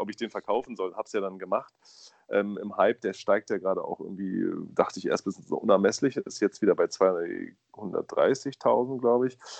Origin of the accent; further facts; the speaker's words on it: Berlin, Germany; ich bin in Berlin aufgewachsen